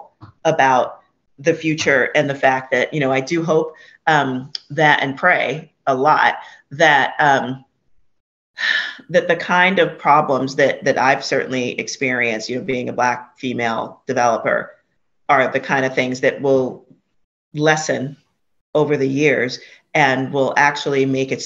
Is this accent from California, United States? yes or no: no; New York City, New York, United States; I was born and raised in Hunts Point